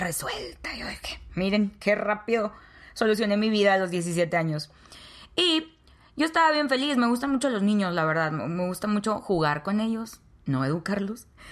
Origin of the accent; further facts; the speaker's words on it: Nuevo Laredo, Tamaulipas, Mexico; Nuevo Laredo, Tamaulipas, México, la ciudad donde yo nací.